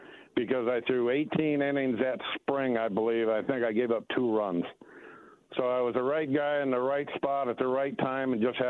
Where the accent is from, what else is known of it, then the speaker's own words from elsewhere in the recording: Oregon, United States; also born or lived in Santa Ana, California; I was born in Santa Ana, California, and we left there, I believe, when I was four. So growing up in Oregon, it was awesome.